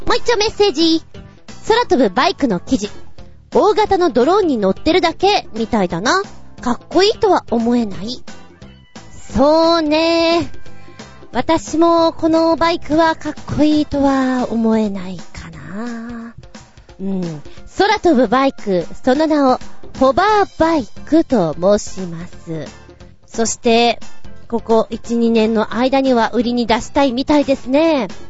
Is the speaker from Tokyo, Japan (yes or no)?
yes; Tokyo, Japan; also born or lived in Oyama; 私が使っていた、生まれ育ったところです。今現在も東武東上線沿線にいます。